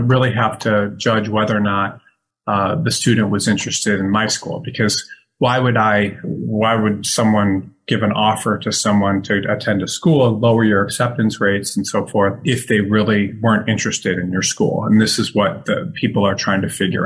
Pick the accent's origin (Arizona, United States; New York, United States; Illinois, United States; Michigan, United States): Michigan, United States; Detroit; moved away; where I grew up in outside Detroit